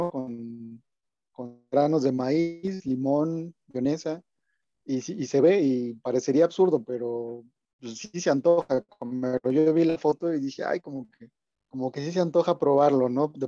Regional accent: Mexico City, Mexico; Si a mí me preguntan en otra ciudad, ¿de dónde eres? Yo digo, pues yo soy chilango porque hemos adoptado ese mote y así nos conocen en todo el país, ¿no?

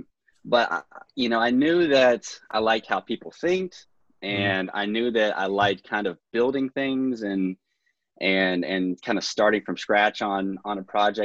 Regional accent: Princeton, West Virginia, United States; Mercer County, Princeton, West Virginia.

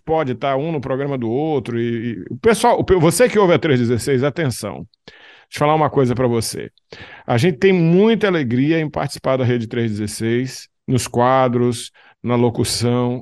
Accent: Belém, Pará, Brazil; now in Imperatriz, Brazil; Eu sou belenense, com essa cara de alemão lá de, de Berlim, né? Eu nasci ali em Belém do Pará.

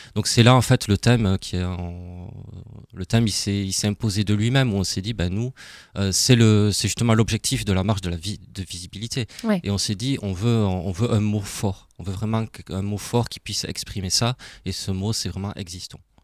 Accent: Toulouse, Occitania, France; accent: Toulouse; moved away as an adult; also born or lived in Alsace; now in Strasbourg, France; j'ai un petit accent de Toulouse

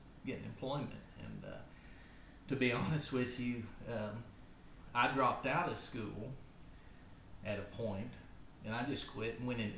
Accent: Eminence, Missouri, United States; also born or lived in Licking, Missouri; I grew up in Shannon County, Missouri, a little town named Eminence

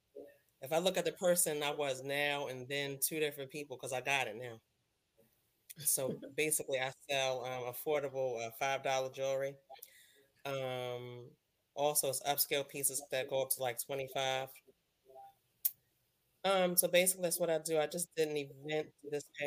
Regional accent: New York City, New York, United States; moved away as an adult; now in Maryland, United States; I'm originally from the Bronx. Moved to Maryland back in 94, fresh out of high school.

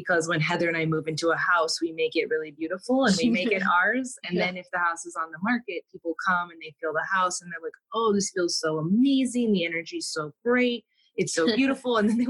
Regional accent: Phoenix, Arizona, United States; moved away; I'd lived in cities my whole life. I grew up in Phoenix, like, super, super urban, never considered anything.

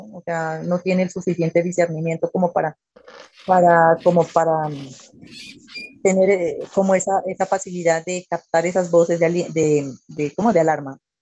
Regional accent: Pasto, Nariño, Colombia; soy de la ciudad de Pasto

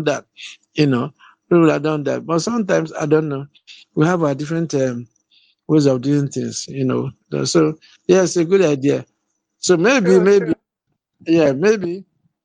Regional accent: Nigeria; I'm from Nigeria

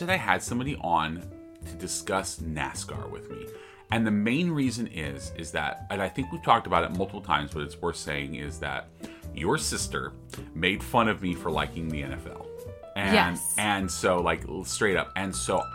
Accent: United States; being an American that grew up, that was born in the 80s

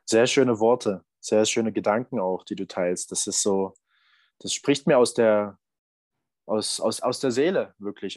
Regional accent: Berlin, Saxony, Germany; da, wo ich herkomme. Aus, aus Sachsen, aus, aus Berlin

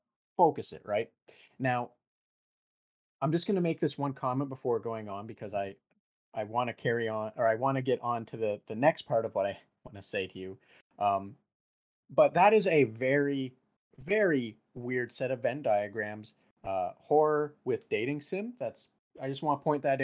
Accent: Canada; we are Canadian

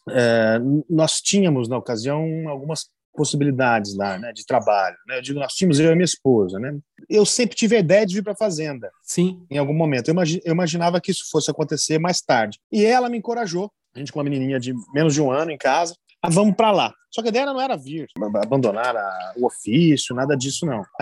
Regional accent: Basque Country, Spain; now in Brazil; porque eu tinha 20 dias de Brasil. Você imagina, eu vim do País Basco, é, lá do Andônia, uma situação de rigor em cozinha, de silêncio completo, para me embrenhar na selva amazônica.

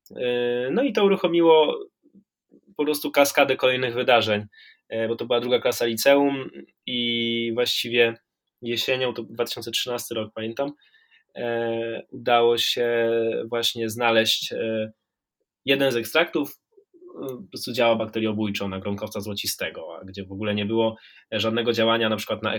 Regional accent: Warmian-Masurian Voivodeship, Poland; ja pochodzę z Mazur

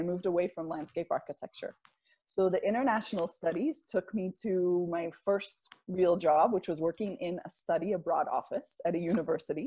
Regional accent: United States; also born or lived in Salt Lake City; I'm from the United States

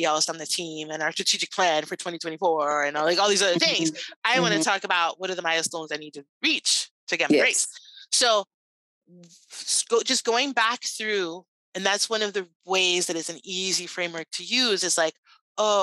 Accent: Puerto Rico; I'm Cuban American. Now, I was actually born in Puerto Rico

